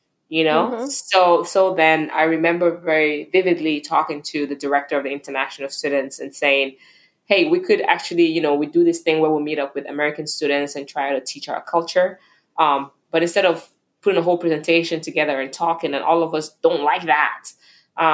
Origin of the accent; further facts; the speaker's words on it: Nigeria; moved away as an adult; now in United States; growing up in Nigeria